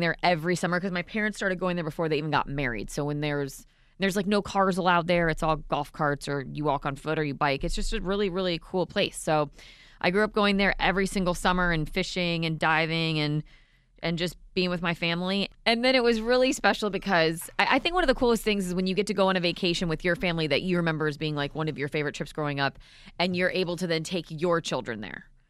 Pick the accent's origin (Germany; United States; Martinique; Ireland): United States; Vero Beach, Florida; I grew up down here in Florida, in Vero